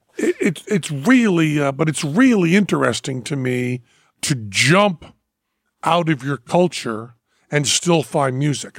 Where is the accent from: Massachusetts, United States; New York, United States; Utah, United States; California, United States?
Massachusetts, United States; Greenfield; born or raised there